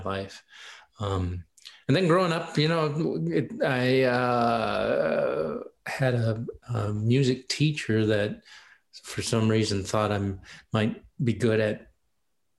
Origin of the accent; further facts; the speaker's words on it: Michigan, United States; also born or lived in Elkhart, Indiana; I grew up mostly in Michigan.